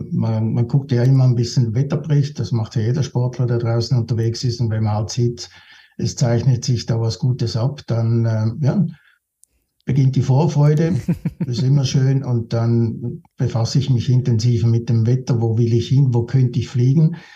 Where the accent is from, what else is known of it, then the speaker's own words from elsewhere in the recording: Switzerland; wenn sich halt die Wellen aufbauen vor dir, zwei, bei mir als Schweizer natürlich.